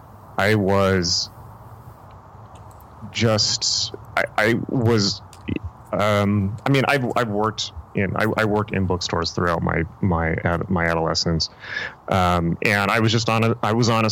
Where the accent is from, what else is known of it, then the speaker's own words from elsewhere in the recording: San Diego, California, United States; when I was growing up, you know, in San Diego